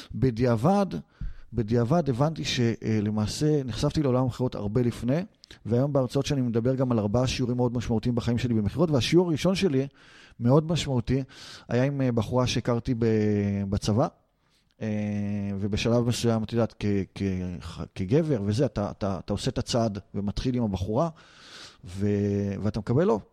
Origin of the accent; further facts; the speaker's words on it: Israel; אנחנו ישראלים